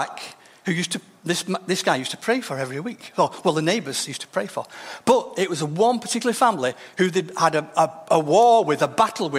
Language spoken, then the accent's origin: English; Denton, North West England, United Kingdom; the church I grew up in Denton